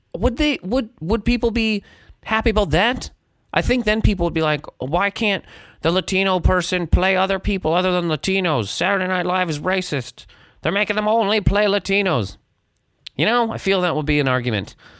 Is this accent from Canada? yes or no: yes; Halifax, Nova Scotia, Canada; now in New York City, United States; I'm in Halifax, Nova Scotia. My hometown